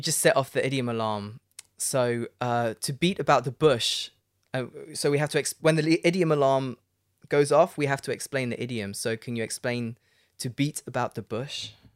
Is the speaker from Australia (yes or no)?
no; Leicester, East Midlands, United Kingdom; my hometown, Leicester